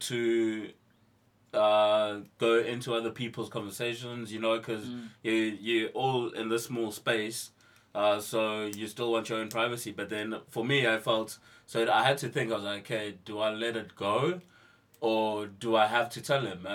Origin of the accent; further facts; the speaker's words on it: Eastern Cape, South Africa; moved away; I come from South Africa, actually. Home is home in the Eastern Cape, in the deep boonders of the Xhosa villages.